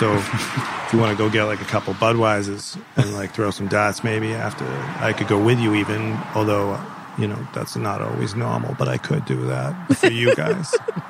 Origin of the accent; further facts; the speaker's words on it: Boston, Massachusetts, United States; accent: Boston; I'll often break out my Boston accent